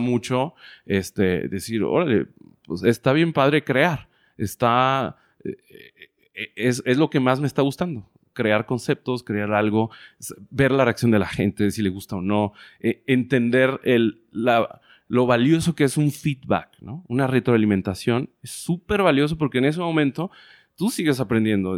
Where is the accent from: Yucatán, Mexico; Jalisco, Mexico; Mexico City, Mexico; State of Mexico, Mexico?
Jalisco, Mexico; Guadalajara; moved away as an adult; also born or lived in Playa del Carmen, Quintana Roo; nací en Guadalajara, Jalisco en el 83